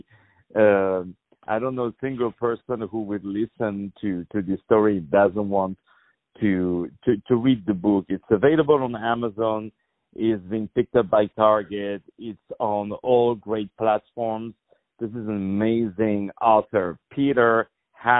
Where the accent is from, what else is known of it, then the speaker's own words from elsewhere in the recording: France; moved away; I was born in France